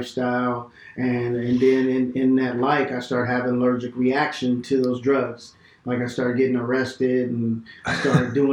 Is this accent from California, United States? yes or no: yes; Bakersfield, California, United States; moved away as an adult; now in Fresno, United States; I grew up in Bakersfield, California